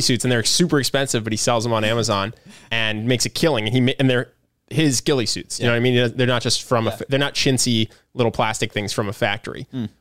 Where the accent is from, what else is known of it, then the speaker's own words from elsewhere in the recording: Philadelphia, Pennsylvania, United States; I'm from Philly. I'm a Philly sports fan